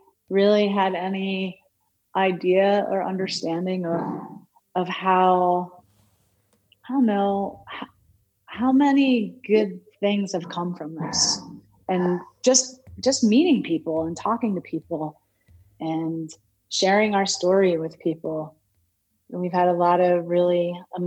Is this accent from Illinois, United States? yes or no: no; New Jersey, United States; now in Fruita, United States; growing up in New Jersey